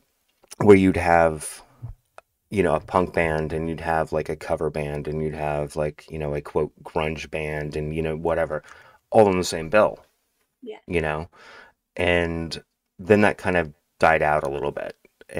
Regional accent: Seattle, Washington, United States; So, I'm primarily from Seattle, I guess. I mean, I've been in and out of here for longer than I care to admit, like 35 years.

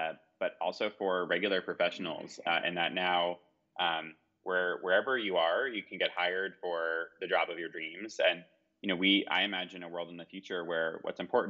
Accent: New York, United States; We're here in New York, where I grew up

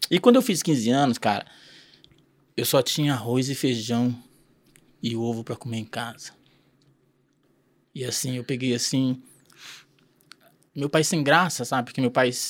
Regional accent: Mandaguari, Paraná, Brazil; born there; Eu, eu, eu sou paranaense, mas não nasci aqui, eu nasci em Mandaguari, hum. né? Próximo Maringá ali.

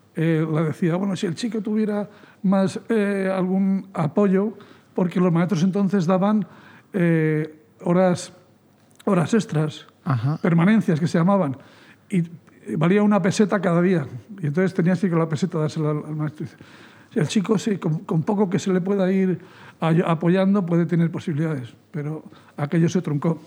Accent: Fuentidueña de Tajo, Community of Madrid, Spain; Yo nací a 100 metros de la plaza, mm, de la plaza Mayor, de la plaza del pueblo, en el número 2 de la bajada al río

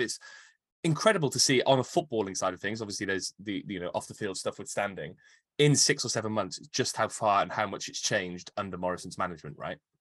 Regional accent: Cardiff, Wales, United Kingdom; I, I grew up in Canton.

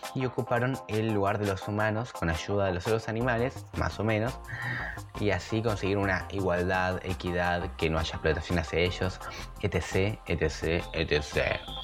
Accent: Argentina; now in Uruguay; yo soy argentino, soy vivo en Uruguay

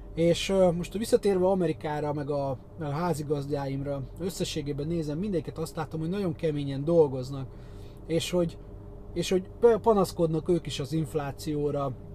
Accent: Hungary; európai magyar

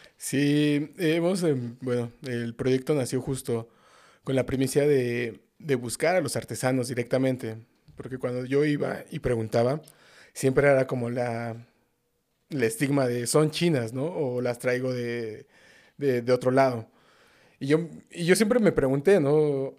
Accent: Mexico City, Mexico; Sí, yo soy de, nativo de la Ciudad de México, de justo del norte de la ciudad. Soy de Azcapotzalco, Tepaneca

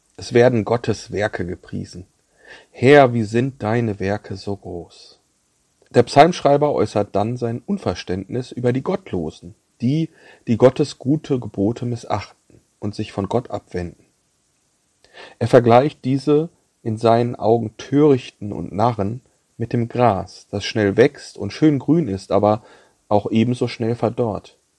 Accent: Bad Salzuflen, North Rhine-Westphalia, Germany; moved away; Ich war in den Osterferien in meiner Heimat Bad Salzuflen bei meinen Eltern zu Besuch.

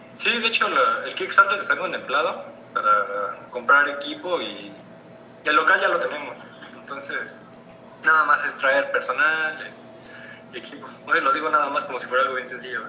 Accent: San Juan del Río, Querétaro, Mexico; yo soy de Sajón del Río, Querétaro

